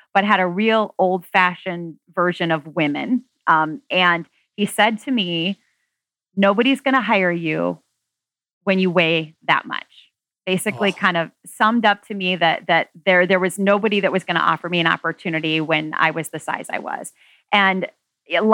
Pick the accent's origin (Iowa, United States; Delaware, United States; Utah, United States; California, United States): Iowa, United States; Marion; My story starts off in Marion, Iowa. I was born in Marion, Iowa. I'm an Iowan.